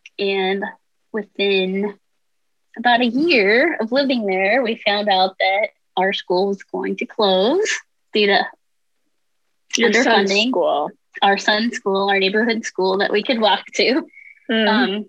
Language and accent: English; Gothenburg, Nebraska, United States; moved away as an adult; also born or lived in Lincoln, Nebraska / St. Louis / San Diego / Kansas; I grew up in Western Nebraska, Gothenburg, Nebraska, actually.